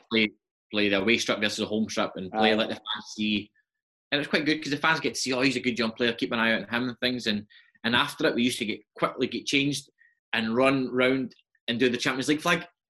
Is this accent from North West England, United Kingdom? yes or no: no; Glasgow, Scotland, United Kingdom; also born or lived in Renfrew; Grew up in Ibrox.